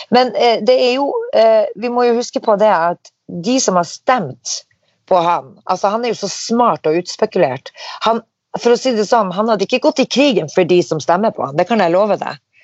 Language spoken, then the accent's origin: Norwegian; Norway; vi er fra Norge